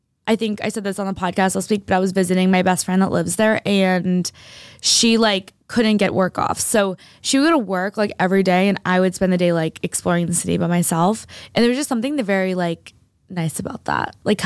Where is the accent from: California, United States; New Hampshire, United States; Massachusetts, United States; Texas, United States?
Massachusetts, United States; Boston; I'm from Boston